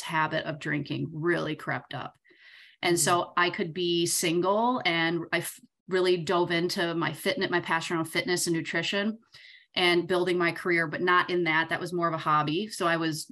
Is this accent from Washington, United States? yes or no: no; Southern Michigan, United States; I'm from Southern Michigan